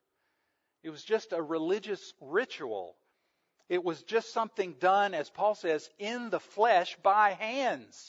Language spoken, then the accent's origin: English; the South, United States; I was raised in the South